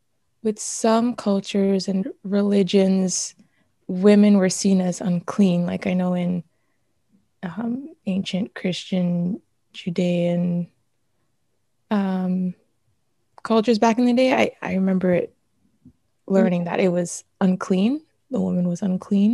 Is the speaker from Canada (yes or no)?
no; Jamaica; I'm Jamaican